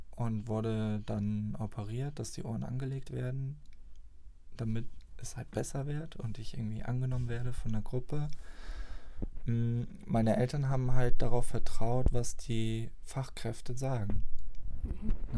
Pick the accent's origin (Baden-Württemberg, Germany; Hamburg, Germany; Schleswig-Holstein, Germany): Schleswig-Holstein, Germany; near Flensburg; moved away; komme aus der Nähe von Flensburg, bin dort auf dem Dorf groß geworden. Fast 20 Jahre habe ich dort gelebt